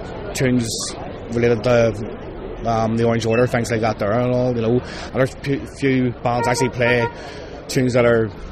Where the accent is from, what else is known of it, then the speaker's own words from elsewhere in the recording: Belfast, Northern Ireland, United Kingdom; the band captain, South Belfast Young Conquerors. I'm from Donegal Pass in Belfast.